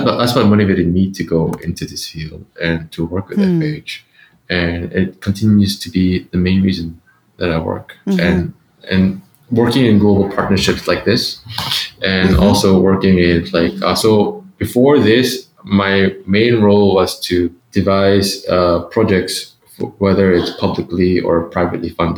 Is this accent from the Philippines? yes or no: yes; Philippines; I grew up in the Philippines